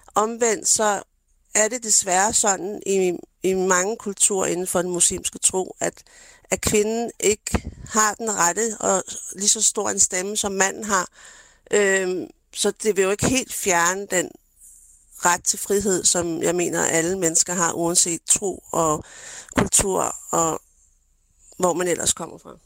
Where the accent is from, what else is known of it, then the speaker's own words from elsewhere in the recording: Denmark; jeg er jo født og opvokset i Danmark